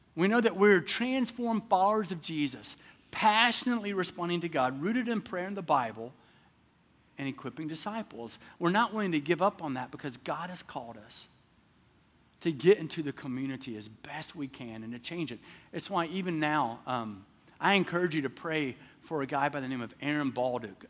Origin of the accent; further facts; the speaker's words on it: the South, United States; moved away; I'm from the South